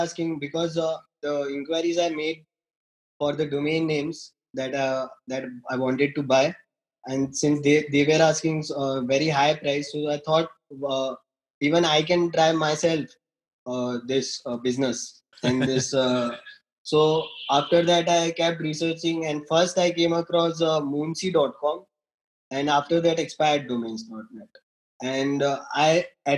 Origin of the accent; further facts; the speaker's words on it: Gujarat, India; I'm from Gujarat, western coast of India